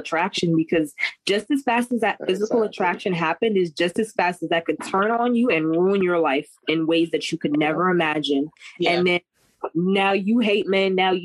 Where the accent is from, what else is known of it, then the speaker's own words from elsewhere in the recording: Jamaica; I'm Jamaican